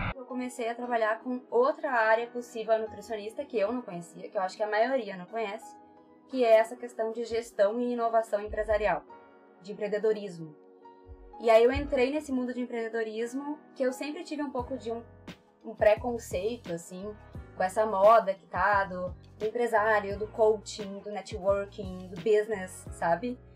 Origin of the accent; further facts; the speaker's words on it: Porto Alegre, Rio Grande do Sul, Brazil; eu sou de Porto Alegre, sempre fui de Porto Alegre.